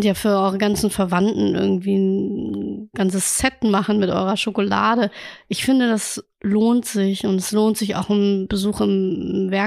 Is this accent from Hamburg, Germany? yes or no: yes; Hamburg, Germany; Denn ich glaube, als Hamburger war man oder Hamburgerin hm, war man zu wenig in Museen